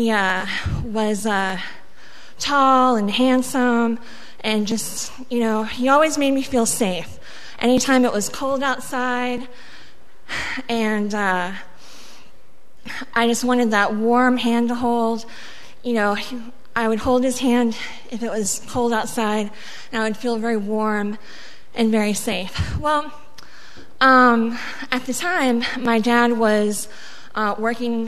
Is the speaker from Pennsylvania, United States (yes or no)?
no; Daly City, California, United States; first language Spanish; English is a second language; also born or lived in Mexico; I was born in Mexico. My first language was Spanish, and I grew up in California in a little city called Daly City, not far from San Francisco